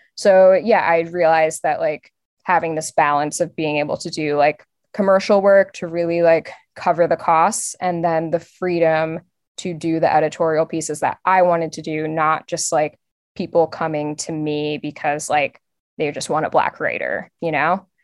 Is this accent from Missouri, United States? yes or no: no; outside of Philadelphia, Pennsylvania, United States; I grew up outside of Philly